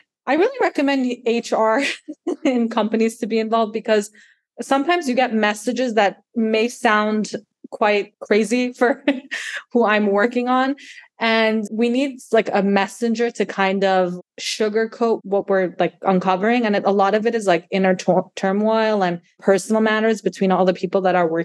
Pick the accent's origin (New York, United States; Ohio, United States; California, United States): New York, United States; now in Florida, United States; my hometown is New York